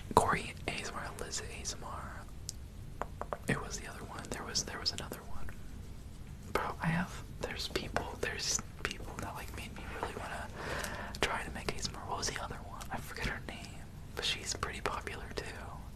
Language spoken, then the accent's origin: English; New York, United States; I'm from New York.